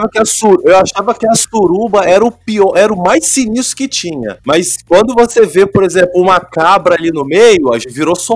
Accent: Vila Velha, Espírito Santo, Brazil; sou de Vila Velha, Espírito Santo.

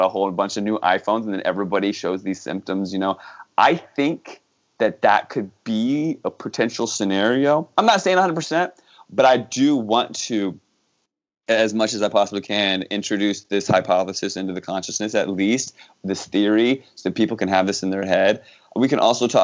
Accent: Virginia, United States; moved away; I grew up in Virginia.

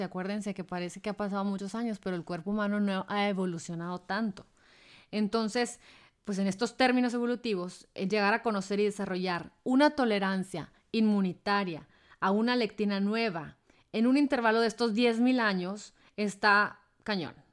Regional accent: Hermosillo, Sonora, Mexico; moved away; Si yo viviera en Hermosillo, por ejemplo, de donde soy

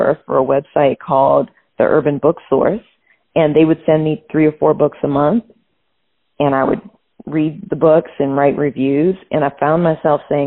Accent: New Orleans, Louisiana, United States; I grew up in New Orleans, Louisiana

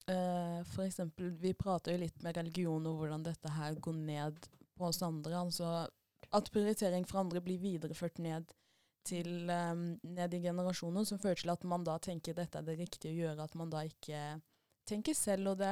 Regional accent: Arendal, Agder, Norway; Ja, for dere snakker om det med at vi er fra Arendal og alle kjenner alle

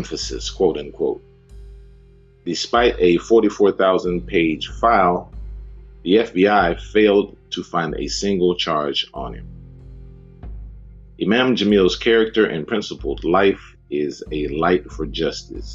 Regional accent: Atlanta, Georgia, United States; I'm from Atlanta.

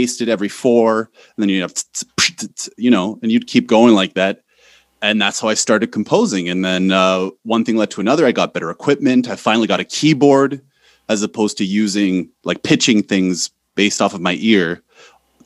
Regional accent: North Bay, Ontario, Canada; moved away as an adult; also born or lived in Poland; now in Warsaw, Poland; North Bay, Ontario. I'm Canadian. I'm living in Poland, but I am Canadian.

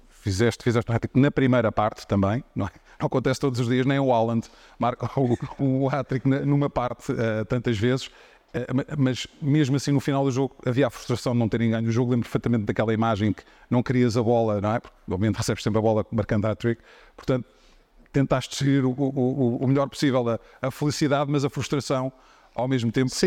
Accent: Portugal; como português

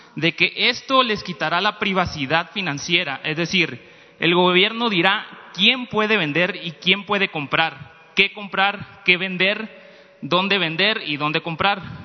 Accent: Mexico

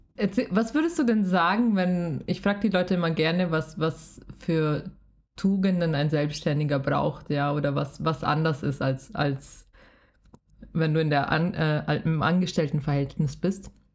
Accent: Bavaria, Germany; ich bin ja selber aus Bayern

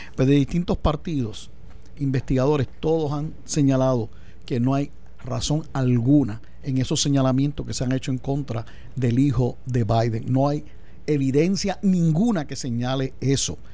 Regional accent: Puerto Rico

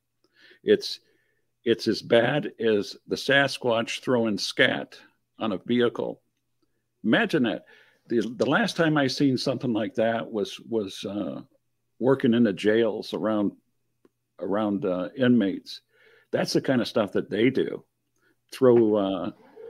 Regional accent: Michigan, United States; I'm from Michigan

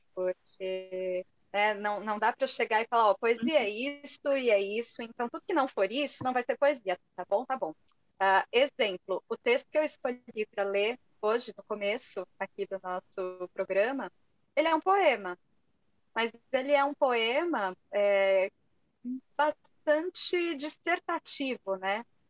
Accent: São Paulo, Brazil; also born or lived in Portugal; Eu sou de São Paulo

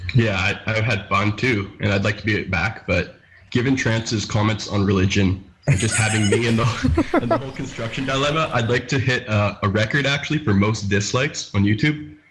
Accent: West Coast, Canada; I'm from Canada, the West Coast.

